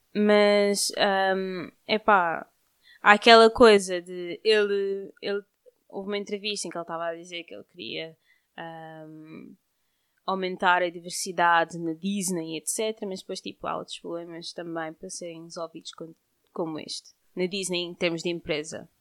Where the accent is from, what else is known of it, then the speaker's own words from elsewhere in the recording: Cape Verde; nós somos de Cabo Verde